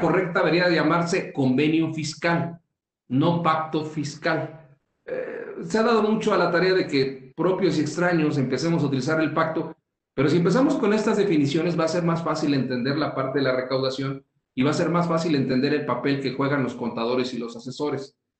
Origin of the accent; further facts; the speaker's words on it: Mexico; somos muchos los mexicanos